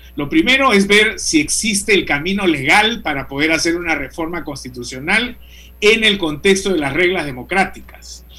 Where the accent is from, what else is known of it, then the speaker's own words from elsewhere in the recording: Peru; nosotros hemos sido como peruanos